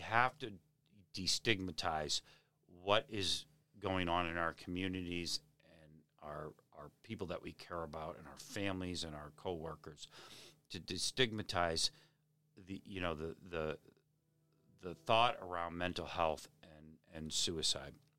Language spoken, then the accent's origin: English; Hingham, Massachusetts, United States; also born or lived in Weymouth, Massachusetts / Braintree, Massachusetts; now in Abington, United States; I grew up in Hingham